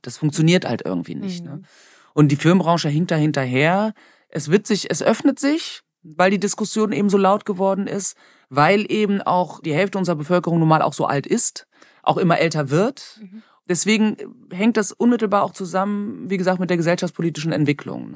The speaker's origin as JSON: {"language": "German", "country": "Germany", "tie": "born or raised there", "said": "ich bin halt in Deutschland aufgewachsen."}